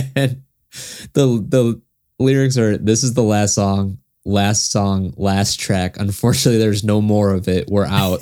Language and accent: English; United States; being American, not understanding German